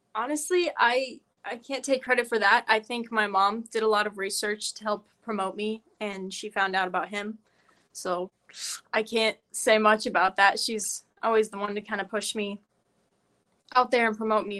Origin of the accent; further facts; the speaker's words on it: Carroll, Iowa, United States; I'm from Carroll, Iowa